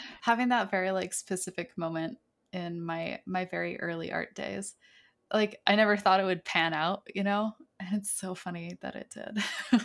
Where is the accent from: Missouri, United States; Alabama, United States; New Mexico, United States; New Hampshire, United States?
New Hampshire, United States; rural; Back in my hometown, I grew up in, like, rural New Hampshire